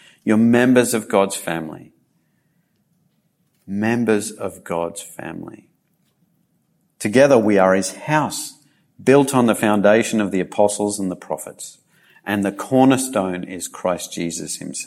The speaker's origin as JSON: {"language": "English", "country": "Australia", "also_born_or_lived": "Japan", "said": "my heritage as a British settler of Australia"}